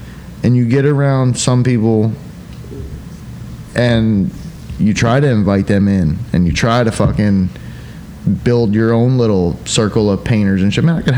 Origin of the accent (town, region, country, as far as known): Polk County, Florida, United States; born or raised there; moved away